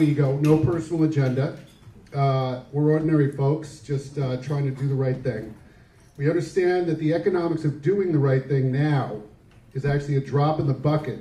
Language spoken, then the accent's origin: English; Amityville, New York, United States; I grew up on the Amityville River in the western Great South Bay. My childhood completely revolved around being on and in the bay